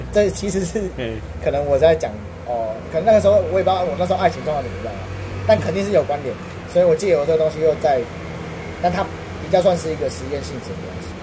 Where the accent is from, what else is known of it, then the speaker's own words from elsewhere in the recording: Taiwan; 虽然我是台湾人，虽然我不是这个音乐的原生的一个族，族群